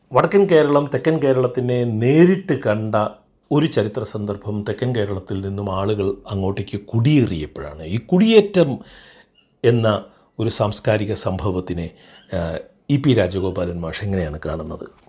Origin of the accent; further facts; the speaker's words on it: Kottayam, Kerala, India; moved away as an adult; also born or lived in Kozhikode / Kannur / Thrissur; ഞാൻ ജനിച്ചത് കോട്ടയത്താണ് പഠിച്ചതും കോട്ടയത്താണ്